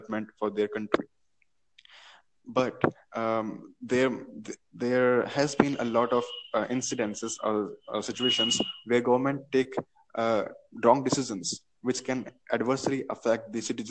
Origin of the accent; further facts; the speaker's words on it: India; I'm from India